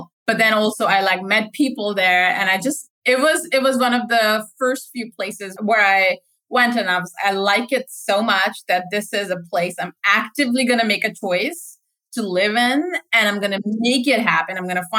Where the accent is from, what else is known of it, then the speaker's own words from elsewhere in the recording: Saudi Arabia; moved away; also born or lived in Pakistan; So I actually grew up in Saudi Arabia. I spent my early life there, after which I moved to Pakista